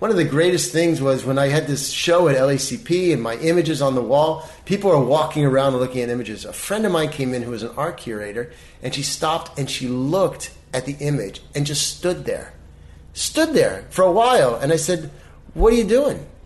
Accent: Baltimore, Maryland, United States; now in Los Angeles, United States; I mean, when I moved here from Baltimore, I come from the land of you know, wallpaper and yeah.

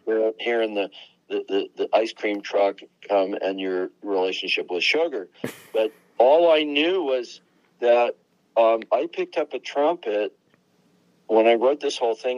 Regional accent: Long Island, New York, United States; moved away; also born or lived in Berkeley, California; we're both from Long Island.

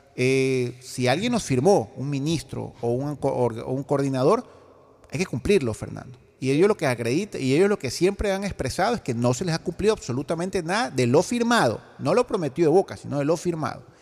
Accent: Guayaquil, Guayas, Ecuador; como guayaquileños, como ecuatorianos

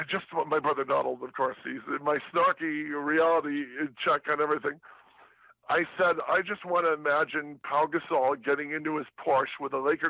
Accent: Detroit, Michigan, United States; moved away; also born or lived in Southern California; I was born and raised in Detroit

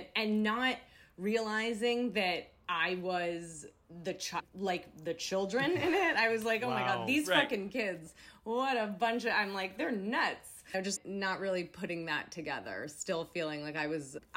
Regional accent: New York City, New York, United States; I am from New York City, and I was in high school when Sex and the City came out

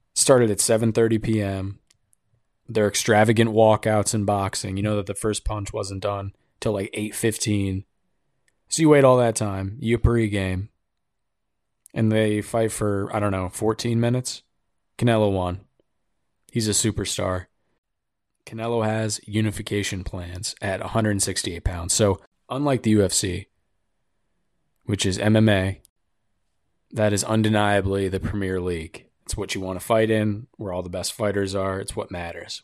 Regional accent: United States; I'm an American

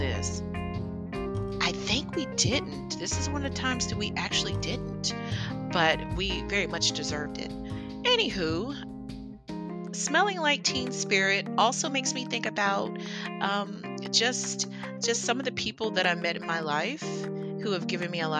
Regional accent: Virginia, United States; we grew up in Virginia

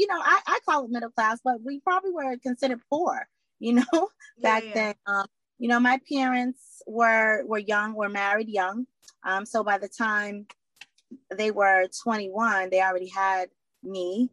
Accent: Boston, Massachusetts, United States; I am from Boston, Mass, born and raised here.

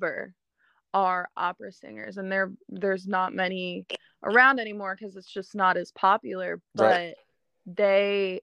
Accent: Philadelphia, Pennsylvania, United States; moved away; I went into this little studio back home. I'm from Philly originally

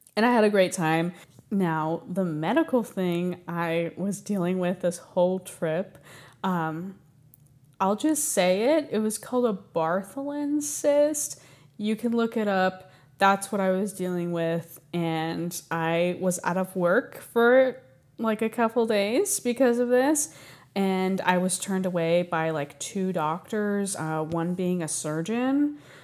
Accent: Texas, United States; also born or lived in California; I was born in California. I moved to Texas when I was three years old

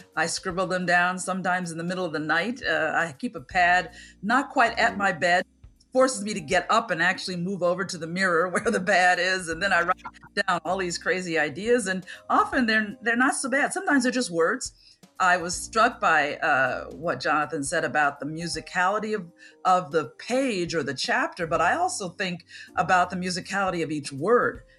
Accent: Chicago, Illinois, United States; I grew up in Center City, Chicago

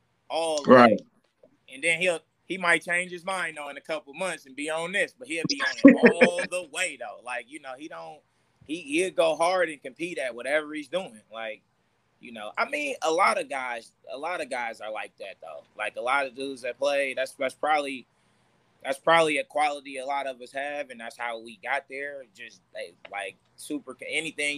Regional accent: Oakland, California, United States; it's my hometown

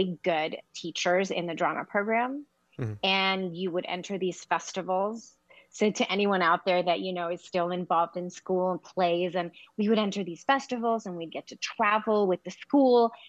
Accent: Los Angeles, California, United States; also born or lived in Queens, New York; So I was in L.A.

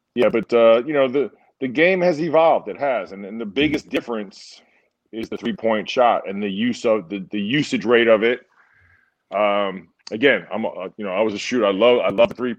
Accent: New York City, New York, United States; moved away as an adult; I was a New York kid, born and raised in Brooklyn, stayed home for school

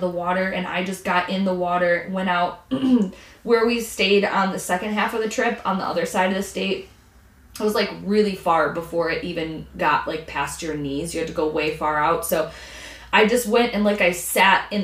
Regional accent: Michigan, United States; we're from Michigan, but we're down here

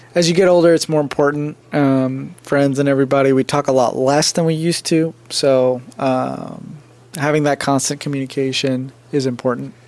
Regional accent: United States; also born or lived in India; I was born in India and I came to America when I was three and a half. So technically, I was like raised in America.

